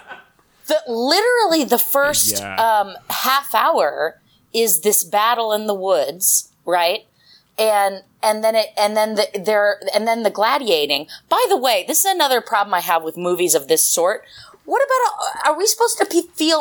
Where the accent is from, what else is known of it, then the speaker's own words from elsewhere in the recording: Portland, Oregon, United States; I'm from Portland, Oregon